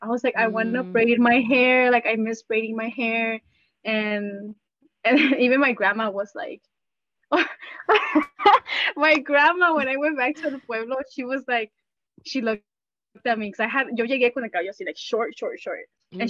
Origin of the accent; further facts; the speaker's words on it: Wisconsin, United States; the more I was growing up in Wisconsin, the I kind of started feeling lost.